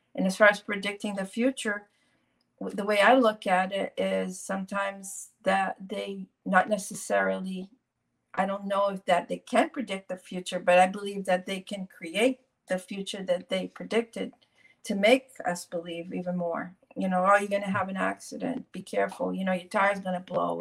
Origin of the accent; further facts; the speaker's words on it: Brazil; I was born in Brazil